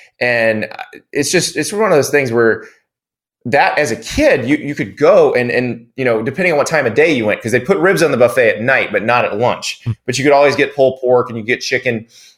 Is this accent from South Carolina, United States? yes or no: yes; Columbia, South Carolina, United States; Columbia, South Carolina, my hometown. Yep. I was born 2 miles from campus at Baptist Hospital in Columbia.